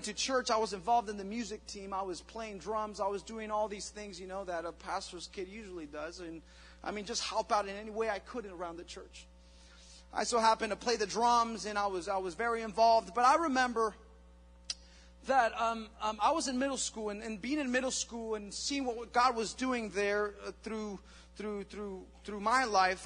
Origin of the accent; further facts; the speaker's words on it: Mexico; moved away; I was in Mexico, and growing up in Mexico